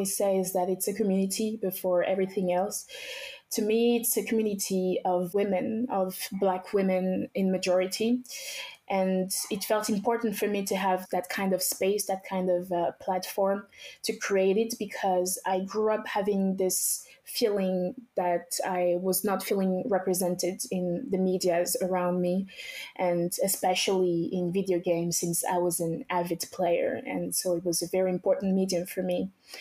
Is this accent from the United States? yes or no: no; France; also born or lived in Togo / Benin; I was actually born in Togo, West Africa. I grew up until I was about 7 years old in Benin. So after I was born in Togo, my family and I went straight to Benin, which are close countries. They're basically the same culture. After that, we came straight to France. This is when I started going to middle school